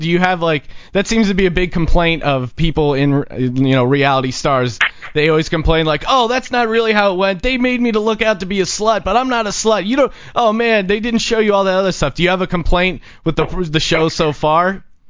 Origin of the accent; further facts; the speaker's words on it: East Coast, United States; I'm Irish myself. I grew up on the East Coast.